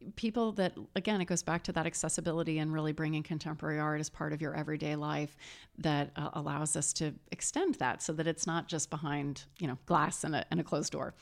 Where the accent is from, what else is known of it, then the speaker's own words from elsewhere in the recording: St. Louis, Missouri, United States; that's my hometown. That was where I was, where I was born